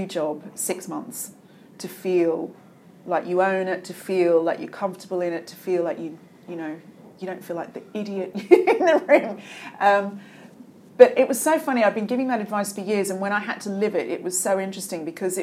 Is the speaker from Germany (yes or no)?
no; Australia; moved away as an adult; also born or lived in England; now in United Kingdom; being Australian